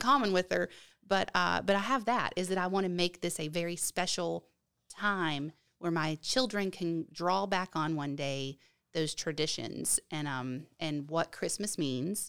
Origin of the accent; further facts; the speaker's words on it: West Virginia, United States; now in Oviedo, Florida, United States; where I grew up in West Virginia